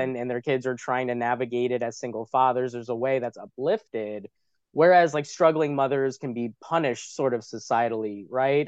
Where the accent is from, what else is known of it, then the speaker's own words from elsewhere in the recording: New York City, New York, United States; I'm from New York City